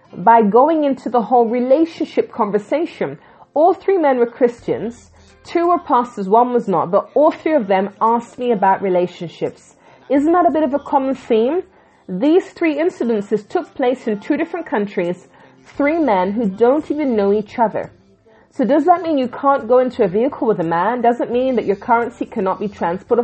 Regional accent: England, United Kingdom; also born or lived in Jamaica; I'm from the Caribbean originally, born in England

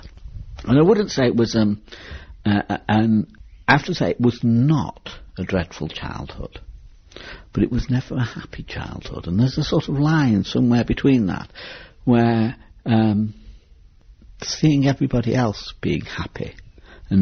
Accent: Manchester, North West England, United Kingdom; I came from Manchester. I was raised in a council house on the Withenshaw estate

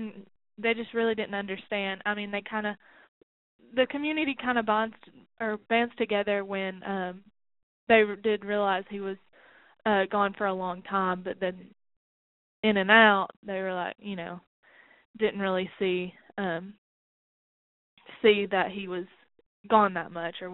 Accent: McMinnville, United States; Yes, McMinnville was very rural. It was a very rural town.

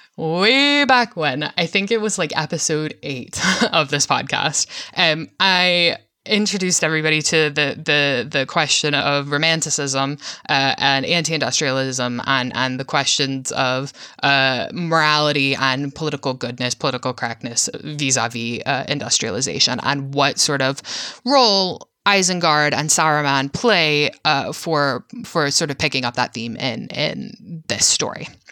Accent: Virginia, United States; I'm from Virginia, so I'm, like, you know, part of the South

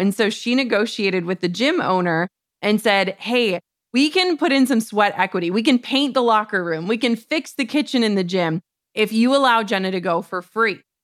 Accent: Minnesota, United States; we're from Minnesota

